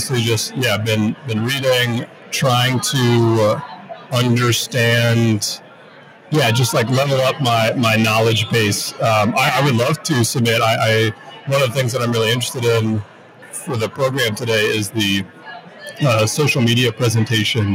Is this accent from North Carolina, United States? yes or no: yes; Durham, North Carolina, United States; I'm from Durham, North Carolina. I was born and raised there, went to school there.